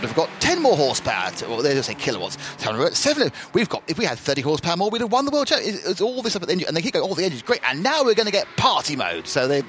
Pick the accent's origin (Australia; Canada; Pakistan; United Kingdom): United Kingdom; Kent, South East England; I'm from Kent